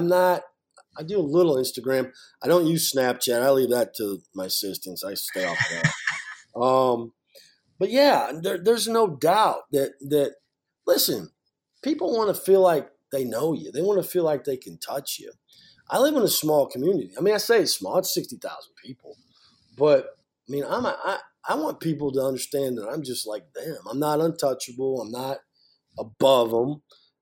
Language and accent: English; near Iowa City, United States; moved away; I grew up in Iowa, right outside of Iowa City, Iowa.